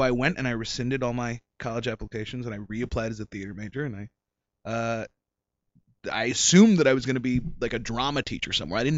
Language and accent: English; Silicon Valley, California, United States; now in Los Angeles, United States; I grew up in Silicon Valley, so uh, and it was during the '90s. It was during the tech boom